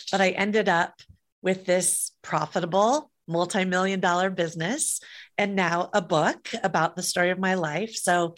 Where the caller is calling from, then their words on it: California, United States; I'm in the San Francisco Bay Area.